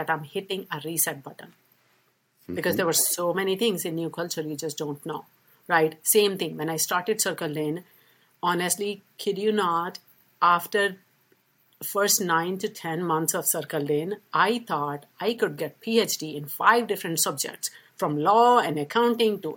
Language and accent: English; India; accent: British English; moved away as an adult; now in United States; I was born and raised in India